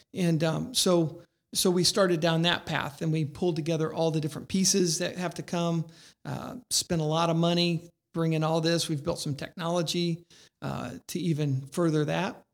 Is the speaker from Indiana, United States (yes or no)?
yes; Indiana, United States; I'm from Indiana